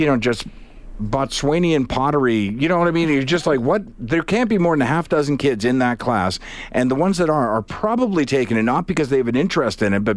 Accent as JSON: {"language": "English", "town": "Charlottetown", "region": "Prince Edward Island", "country": "Canada", "also_born_or_lived": "Halifax", "said": "I'm from Charlottetown"}